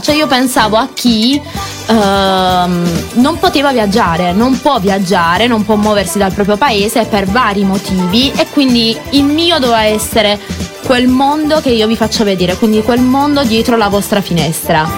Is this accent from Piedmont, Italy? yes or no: no; Monopoli, Apulia, Italy; Io sono di Monopoli